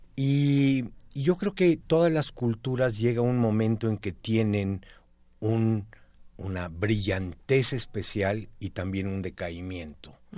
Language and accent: Spanish; Mexico; como mexicanos